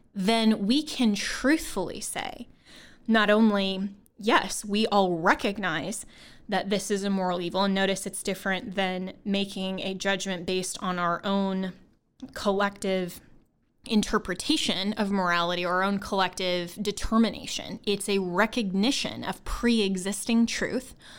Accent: Longmont, Colorado, United States; I'm from Colorado. Um, that's my hometown. Um, I grew up in Longmont, Colorado, which is actually in Boulder County

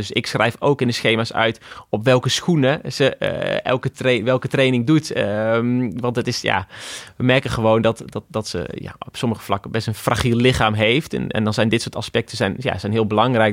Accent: Achterhoek, Gelderland, Netherlands; Ik kom inderdaad uit de Achterhoek

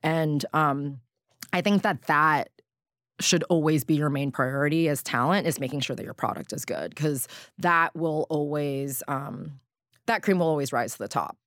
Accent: Southern California, United States; I grew up in Southern California

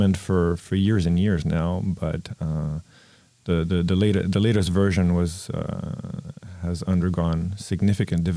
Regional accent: Paris, Île-de-France, France; moved away as an adult; also born or lived in New York City / Vancouver; in France, I grew up in Paris

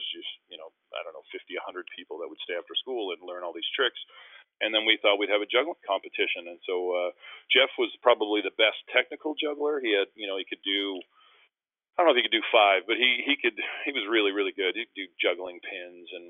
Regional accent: Winnipeg, Manitoba, Canada; moved away; also born or lived in Philadelphia / Vancouver; in Winnipeg in my hometown

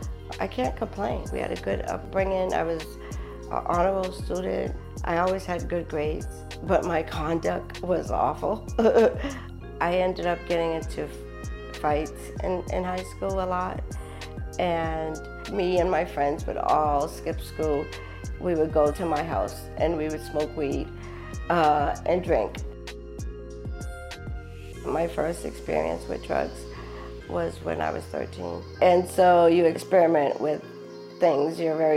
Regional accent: Boston, Massachusetts, United States; I grew up in Boxbury, Massachusetts. I had a nice childhood, actually. I grew up in a middle-class family.

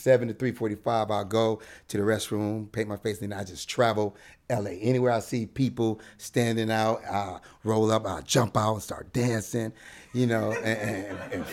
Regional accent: Detroit, Michigan, United States; now in Los Angeles, United States; I'm from Detroit, Michigan.

